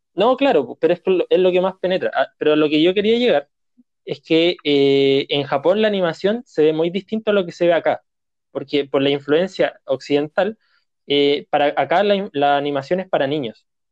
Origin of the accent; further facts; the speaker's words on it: Chile; nosotros como chilenos